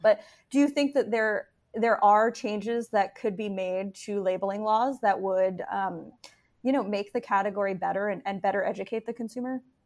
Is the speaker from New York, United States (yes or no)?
yes; New York, United States; moved away; I am from New York and, and had been living and writing there for a long time